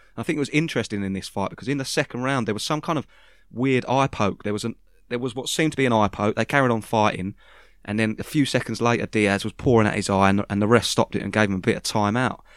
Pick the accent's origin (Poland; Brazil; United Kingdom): United Kingdom; I'm a Brit